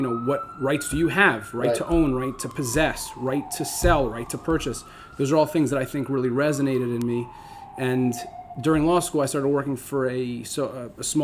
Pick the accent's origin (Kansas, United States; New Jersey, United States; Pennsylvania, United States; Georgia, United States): New Jersey, United States; Northern; moved away as an adult; now in New York City, United States; I grew up in Northern New Jersey